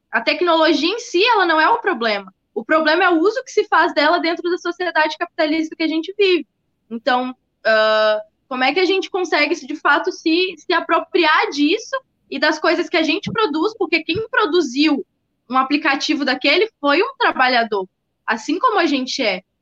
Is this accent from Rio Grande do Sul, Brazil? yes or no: yes; Porto Alegre, Rio Grande do Sul, Brazil; eu sou de Porto Alegre